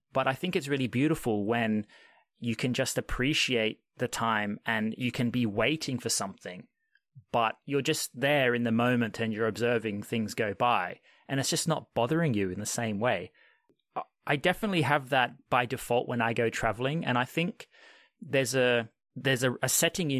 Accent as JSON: {"language": "English", "country": "Australia", "tie": "born or raised there", "said": "unlike what I was raised in Australia."}